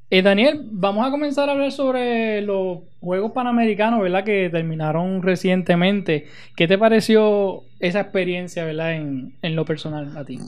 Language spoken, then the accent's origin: Spanish; Utuado, Puerto Rico